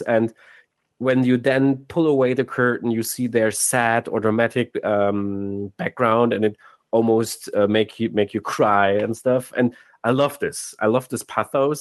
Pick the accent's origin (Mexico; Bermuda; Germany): Germany; Cologne, North Rhine-Westphalia; moved away as an adult; now in Hamburg, Germany; we're originally from Cologne, then we moved to Hamburg for the jobs